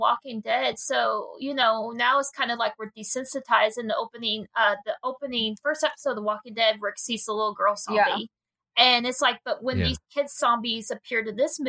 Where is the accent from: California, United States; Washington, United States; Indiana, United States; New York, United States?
Indiana, United States; And I'm a Hoosier, Cincinnati. So we're from Indiana originally, so.